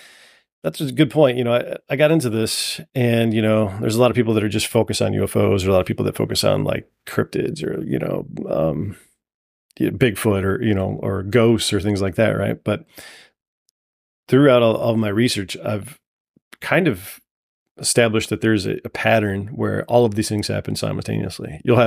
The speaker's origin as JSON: {"language": "English", "town": "Toledo", "region": "Ohio", "country": "United States", "tie": "born or raised there", "said": "grew up in the south side of Toledo."}